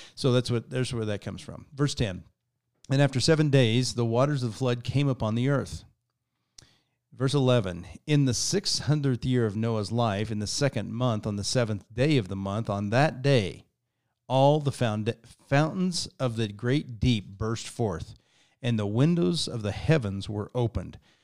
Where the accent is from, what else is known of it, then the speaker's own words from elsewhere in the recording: Kansas, United States; I grew up in Kansas, which is about as far from the ocean as you can get.